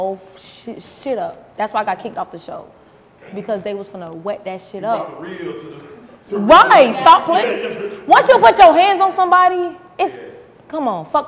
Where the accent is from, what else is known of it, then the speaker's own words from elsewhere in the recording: North Miami, Florida, United States; moved away as an adult; now in Atlanta, United States; I grew up in North Miami, Florida